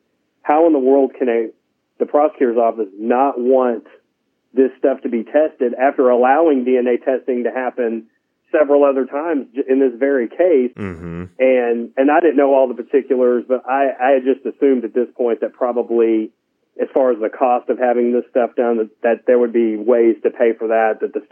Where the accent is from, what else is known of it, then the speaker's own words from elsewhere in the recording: West Coast, United States; also born or lived in Arkansas; now in Jonesboro, United States; I'm not native to Arkansas. I moved here. My wife's family's from here. So I'm originally from the West Coast